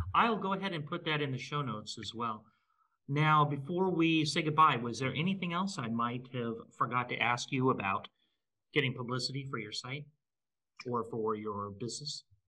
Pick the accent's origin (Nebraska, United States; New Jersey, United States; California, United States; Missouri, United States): Nebraska, United States; I grew up in Nebraska